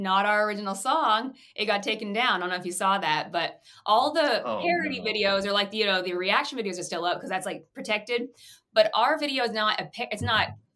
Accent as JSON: {"language": "English", "town": "Tulsa", "region": "Oklahoma", "country": "United States", "moved": "yes", "lives_now": "Ohio, United States", "said": "I'm from Oklahoma"}